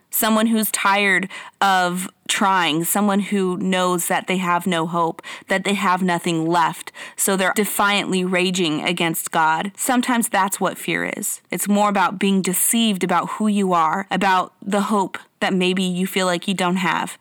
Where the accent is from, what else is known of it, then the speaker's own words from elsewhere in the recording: Mexico; I was born in Mexico. Um, I grew up eating that stuff